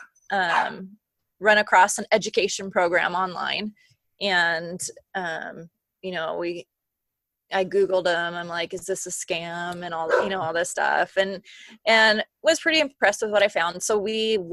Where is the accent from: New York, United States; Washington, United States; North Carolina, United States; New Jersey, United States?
Washington, United States; Bellingham; moved away as an adult; now in Minnesota, United States; I'm from a little town called Bellingham, Washington, about an hour and a half north of Seattle. I'm currently residing in Minnesota